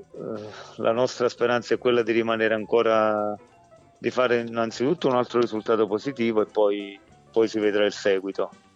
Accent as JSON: {"language": "Italian", "town": "Eboli", "region": "Campania", "country": "Italy", "said": "io sono sono campano, sono di Eboli"}